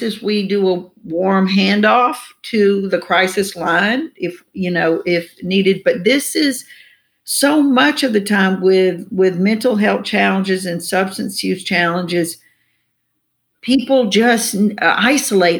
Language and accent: English; the South, United States; I grew up here in the South